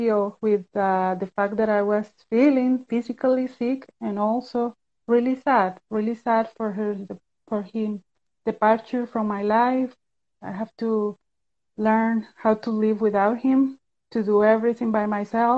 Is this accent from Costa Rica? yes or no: yes; Costa Rica; I'm from Costa Rica. I'm living in Central America.